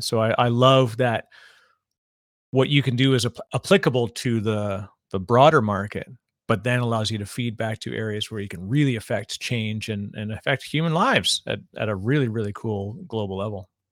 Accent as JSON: {"language": "English", "country": "Canada", "tie": "born or raised there", "moved": "yes", "lives_now": "New Jersey, United States", "said": "Canadian by birth"}